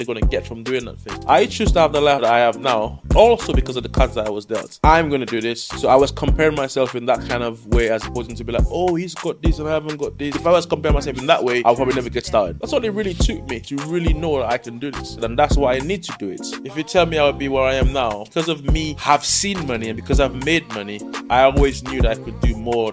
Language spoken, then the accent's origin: English; St. Lucia; moved away as an adult; now in United Kingdom; Born and bred in St. Lucia in the Caribbean